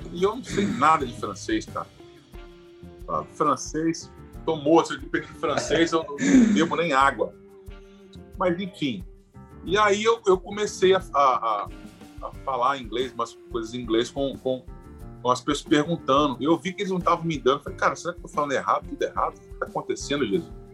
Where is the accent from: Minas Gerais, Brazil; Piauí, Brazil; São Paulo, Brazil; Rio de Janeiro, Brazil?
Rio de Janeiro, Brazil; Itaperuna; eu sou carioca, nasci no Rio, mas sou itaperunense de coração. Vivi minha vida uhum. toda aqui